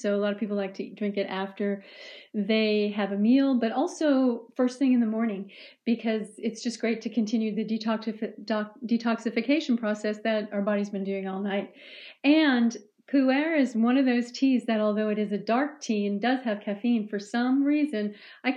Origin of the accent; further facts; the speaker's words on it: Cape Cod, New England, Massachusetts, United States; moved away; New England, where is my home, and where I grew up on Cape Cod